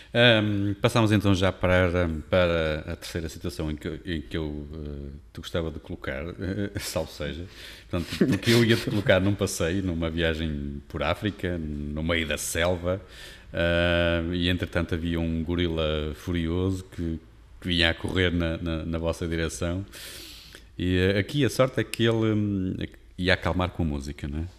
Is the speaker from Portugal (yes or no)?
yes; Porto, Norte, Portugal; moved away as an adult; now in Amarante, Portugal; eu sou tripeiro, nascido e criado